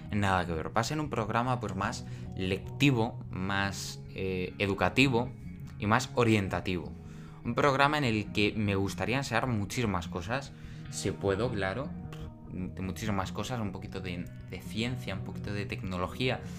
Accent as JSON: {"language": "Spanish", "region": "Extremadura", "country": "Spain", "said": "Como estamos en Extremadura, ¿no? Yo soy de Extremadura y no puedo pues hacer las cosas que tenía pensado el viernes porque estamos a punto de confinarnos porque la situación es muy mala."}